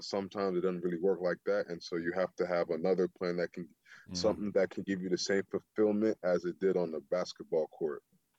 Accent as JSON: {"language": "English", "region": "the South", "country": "United States", "said": "I come from the South. It's a lot rougher down there when it comes to playing physical."}